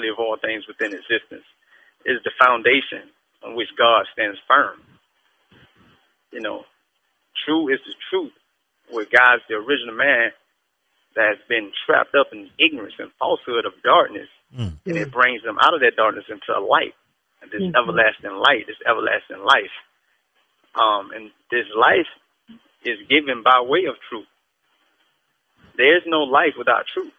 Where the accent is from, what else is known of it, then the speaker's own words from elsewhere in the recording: Southwest Georgia, United States; I'm from Georgia. Geographical location in Southwest Georgia